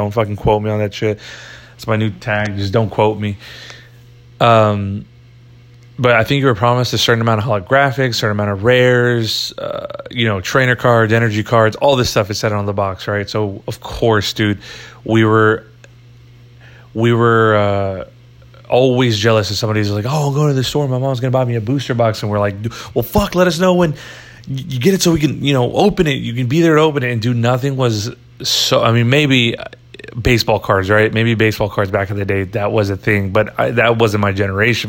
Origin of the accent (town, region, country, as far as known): United States